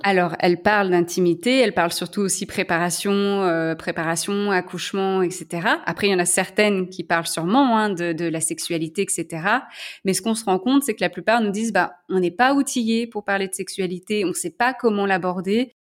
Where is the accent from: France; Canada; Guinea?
France; Lyon, Auvergne-Rhône-Alpes; moved away as an adult; also born or lived in San Francisco, United States; now in Belgium; je suis lyonnaise